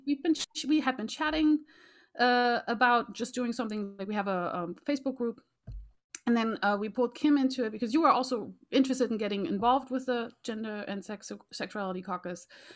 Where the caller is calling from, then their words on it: Raleigh, North Carolina, United States; I am zooming in from Raleigh, North Carolina